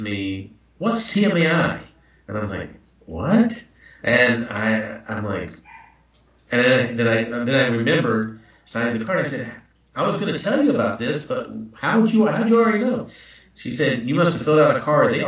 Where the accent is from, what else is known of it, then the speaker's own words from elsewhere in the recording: the South, United States; I'm from the South